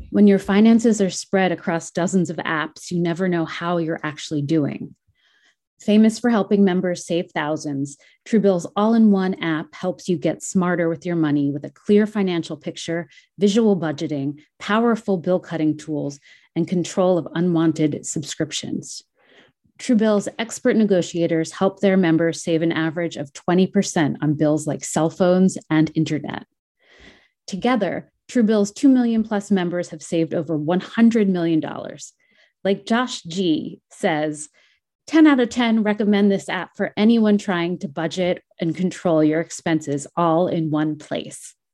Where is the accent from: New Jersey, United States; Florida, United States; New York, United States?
New Jersey, United States; I'm from Jersey.